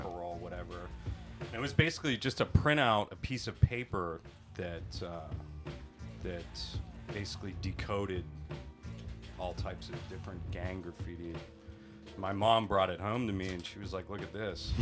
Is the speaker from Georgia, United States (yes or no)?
no; Pittsburgh, Pennsylvania, United States; moved away as an adult; now in Tokyo, Japan; I'm from Pittsburgh, Pennsylvania